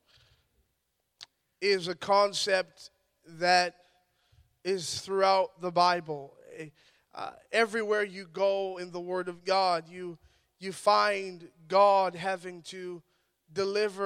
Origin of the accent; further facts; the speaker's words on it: Ottawa, Ontario, Canada; I'm from Ottawa, Ontario